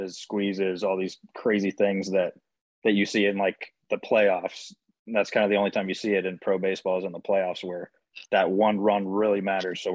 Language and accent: English; Southern California, United States; growing up in Southern California